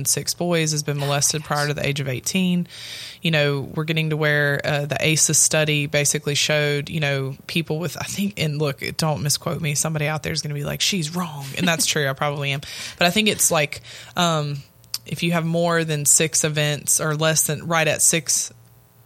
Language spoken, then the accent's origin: English; Louisiana, United States; I am from Louisiana